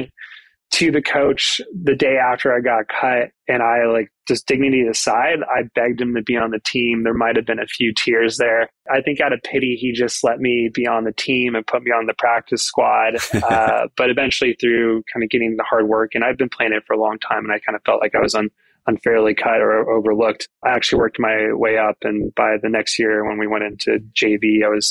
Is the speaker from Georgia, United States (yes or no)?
no; Arizona, United States; moved away as an adult; also born or lived in Los Angeles; now in Australia; I grew up in Arizona